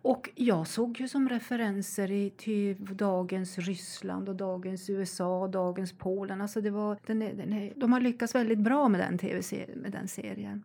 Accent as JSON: {"language": "Swedish", "country": "Sweden", "said": "Vi svenskar"}